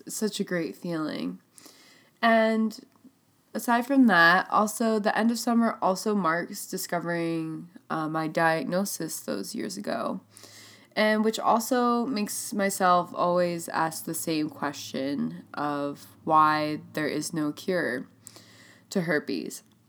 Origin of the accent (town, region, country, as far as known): Burlington, Vermont, United States; born or raised there